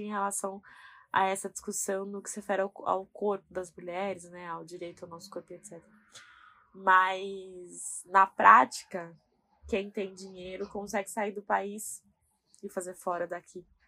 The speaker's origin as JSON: {"language": "Portuguese", "region": "São Paulo", "country": "Brazil", "said": "eu sou da Zona Leste e eu moro com a minha mãe"}